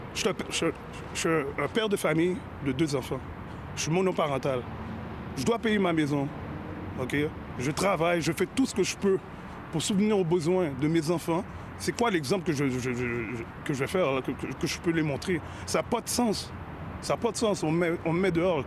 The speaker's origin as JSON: {"language": "French", "region": "Quebec", "country": "Canada", "said": "je viens de Saint-François."}